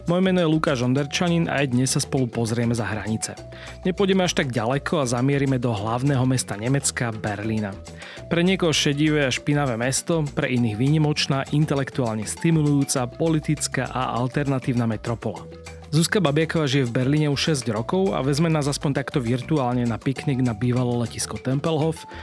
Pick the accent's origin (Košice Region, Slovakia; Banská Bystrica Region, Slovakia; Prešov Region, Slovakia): Banská Bystrica Region, Slovakia; Horehronie; sme vlastne obaja doma na Horehroni